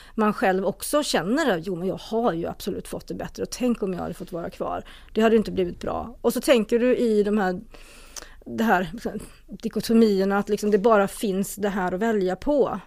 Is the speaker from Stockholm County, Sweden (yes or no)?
no; a small community just outside Borås, Västra Götaland, Sweden; also born or lived in South Korea; jag växte upp i ett litet samhälle strax utanför Borås. Det hörs, det lär ju höras